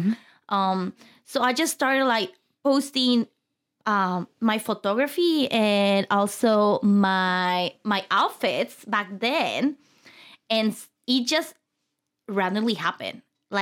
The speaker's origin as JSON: {"language": "English", "town": "Mexicali", "region": "Baja California", "country": "Mexico", "tie": "born or raised there", "second_language": "English", "moved": "as an adult", "lives_now": "Phoenix, United States", "said": "So I was born and raised in Mexico, mm-hmm. Mexicali, Baja California. Okay. Moved to Phoenix around 6 years now."}